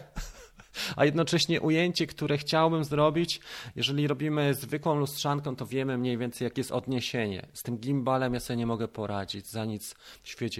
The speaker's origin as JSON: {"language": "Polish", "country": "Poland", "said": "jestem z Polski"}